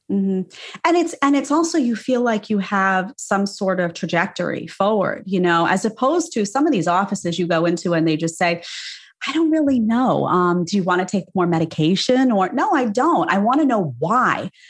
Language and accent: English; New York City, New York, United States; I grew up in New York, and that's just, you know, in the city, no less.